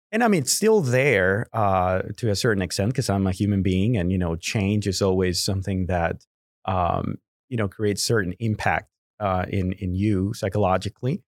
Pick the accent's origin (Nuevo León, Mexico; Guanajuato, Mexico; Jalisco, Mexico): Jalisco, Mexico; Guadalajara; first language Spanish; English is a second language; moved away as an adult; now in Houston, United States; I was born and raised in Guadalajara, Mexico